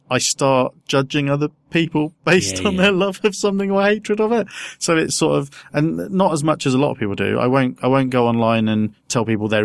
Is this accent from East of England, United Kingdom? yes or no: yes; Peterborough, East of England, United Kingdom; moved away; also born or lived in Southampton; because I grew up in Peterborough.